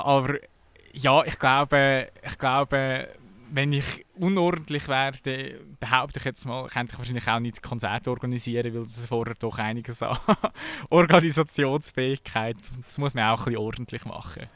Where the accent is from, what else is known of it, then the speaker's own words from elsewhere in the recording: Kerns, Obwalden, Switzerland; also born or lived in Melchtal / Sarnen / Lucerne; Ich bin im tiefsten Melchtal aufgewachsen, bis, bis ich fünf war. Und plötzlich bin ich irgendwie auf Kerns gekommen, dann bin ich auf Sarne in das Gimme